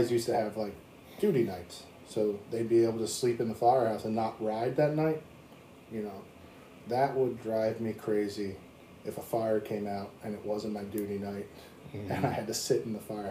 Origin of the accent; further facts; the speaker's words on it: Washington, United States; also born or lived in Long Island, New York; As a Washington native